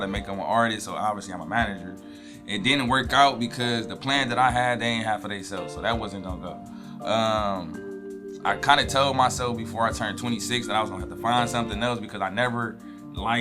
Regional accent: Cleveland, Ohio, United States; moved away as an adult; now in Florida, United States; I grew up on 105 of St. Clair. Went to Maple Heights High School.

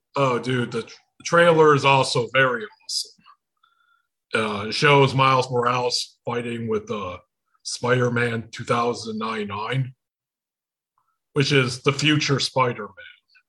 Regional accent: Michigan, United States; accent: Michigan; I'm from Michigan

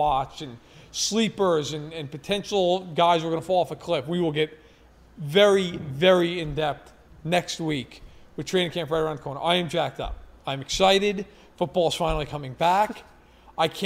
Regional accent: New York, United States; moved away; growing up in New York alongside me

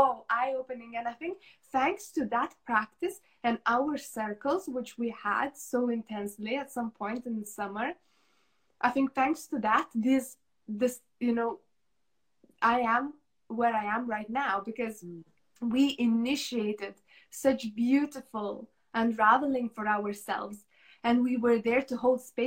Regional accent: Lithuania; moved away as an adult; when I left Lithuania, when I moved away from my home country

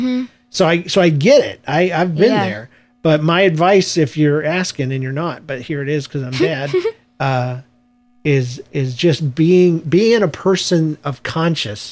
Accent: South Georgia, United States; I'm from the South, Georgia, and though there wasn't a large African-American population, there was a bunch of bored white kids

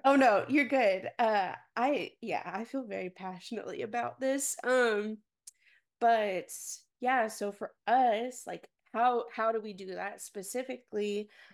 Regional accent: Garland, Texas, United States; I grew up in Garland, Texas

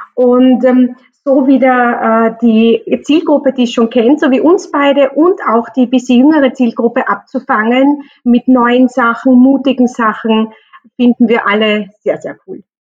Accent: Austria; bei uns in Österreich

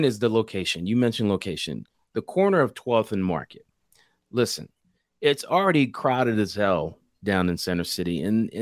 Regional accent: Philadelphia, Pennsylvania, United States; I grew up in Philly, 76 Schuylkill Expressway.

